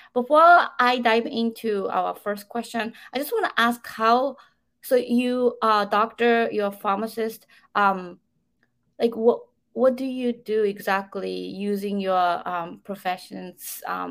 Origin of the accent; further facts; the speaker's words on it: Japan; moved away; I had experienced all these things growing up in Japan.